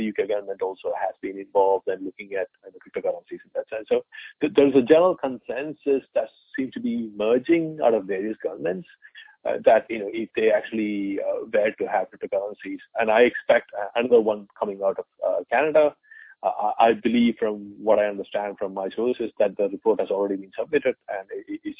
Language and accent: English; India; moved away as an adult; I'm an Indian. I was born in India. I spent, the whole of my teens and early 20s in India.